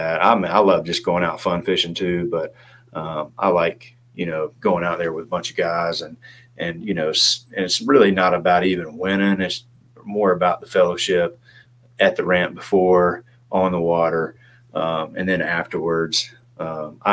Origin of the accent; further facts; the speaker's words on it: Clarksville, Tennessee, United States; moved away as an adult; also born or lived in Memphis / Louisville / Kansas City / Richmond; now in Raleigh, United States; in Clarksville. And grew up there, went to school at Tennessee Tech University